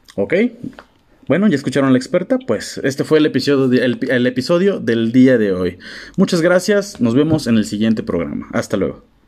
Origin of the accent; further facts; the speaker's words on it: Mexico; como mexicanos que somos